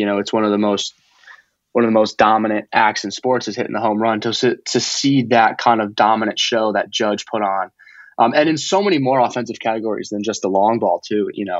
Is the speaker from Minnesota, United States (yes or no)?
no; Chicago, Illinois, United States; You know, when we first moved to the Chicago area, I was very young. We lived about 2 minutes from Wrigley.